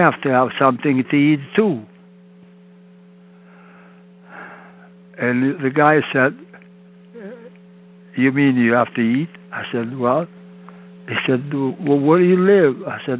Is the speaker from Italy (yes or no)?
yes; Italy; English is a second language; moved away as an adult; also born or lived in Montreal, Canada; I was born in Italy